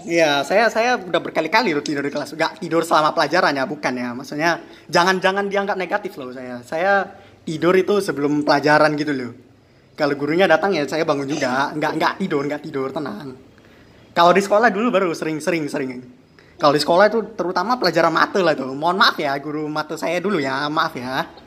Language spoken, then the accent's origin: Indonesian; Medan, North Sumatra, Indonesia; saya ini kan asli hmm. asli Medan ini